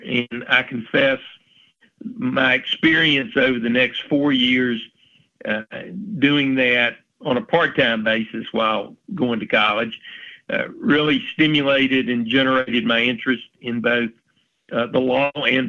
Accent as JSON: {"language": "English", "town": "Hendersonville", "region": "North Carolina", "country": "United States", "tie": "born or raised there", "said": "I grew up in Hendersonville. I consider that my home, even though I don't live there now."}